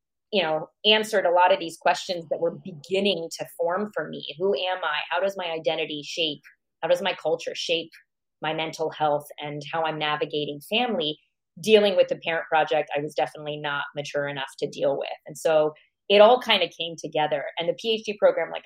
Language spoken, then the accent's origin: English; United States; also born or lived in Iran; I moved to the U.S. at the age of 4. And so I grew up in America